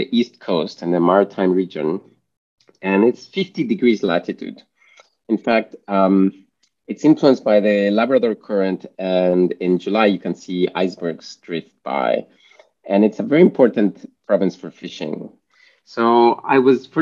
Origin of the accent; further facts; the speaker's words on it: Mexico; moved away; I'm from Mexico originally